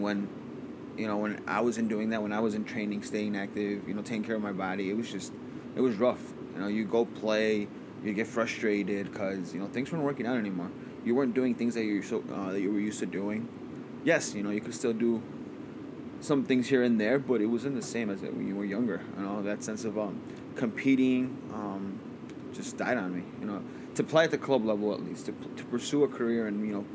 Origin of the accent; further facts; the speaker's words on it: West Chicago, Illinois, United States; also born or lived in San Jose, California; I'm from West Chicago, born in California, raised in West Chicago.